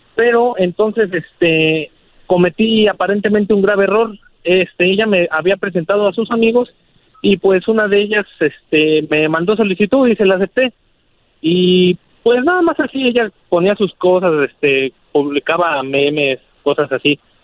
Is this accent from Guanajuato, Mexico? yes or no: no; Mexico City, Mexico; now in Arvin, United States; yo soy de la Ciudad de México